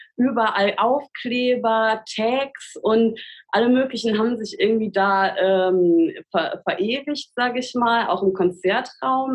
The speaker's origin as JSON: {"language": "German", "town": "Siegen", "region": "North Rhine-Westphalia", "country": "Germany", "tie": "born or raised there", "moved": "as an adult", "lives_now": "Cologne, Germany", "said": "ich bin ja in Siegen aufgewachsen"}